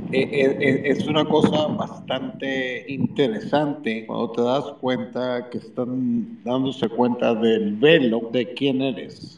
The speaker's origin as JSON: {"language": "Spanish", "country": "Mexico", "moved": "yes", "lives_now": "United States", "said": "Yo soy un mexicano que vive en Estados Unidos"}